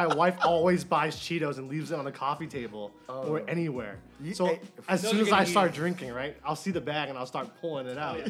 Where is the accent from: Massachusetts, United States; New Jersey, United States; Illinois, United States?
Massachusetts, United States; Boston; moved away; Raised in Boston.